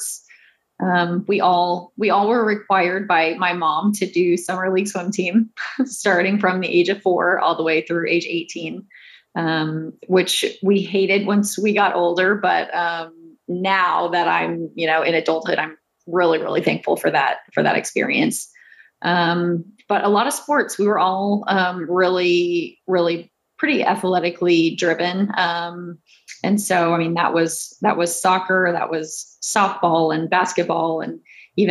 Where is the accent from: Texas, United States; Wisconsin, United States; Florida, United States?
Texas, United States; Houston; I grew up in Houston